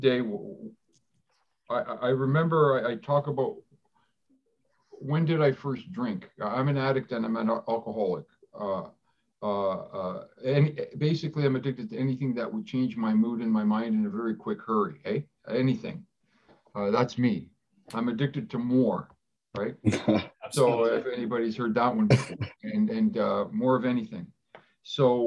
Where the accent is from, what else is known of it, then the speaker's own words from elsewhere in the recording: Toronto, Ontario, Canada; first language Greek; English is a second language; We grew up in Parkdale in Toronto.